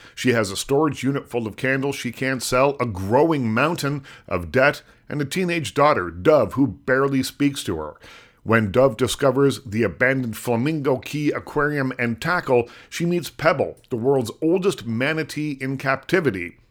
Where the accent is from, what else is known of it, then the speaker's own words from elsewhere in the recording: Lunenburg, Nova Scotia, Canada; I'm from small town Nova Scotia